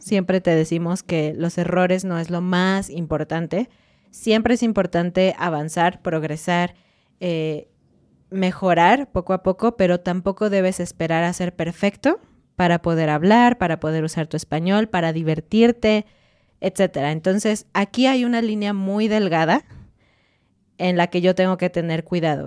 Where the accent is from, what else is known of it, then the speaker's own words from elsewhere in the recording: Mexico; cuando tú estás como mexicano, estoy diciendo, hablando inglés en la calle